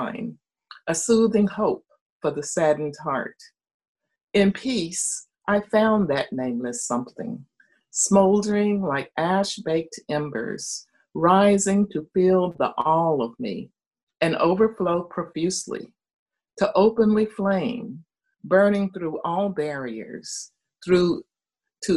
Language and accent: English; Marion, North Carolina, United States; In the mountains of North Carolina, a little town called Marion. It's my hometown, where I was born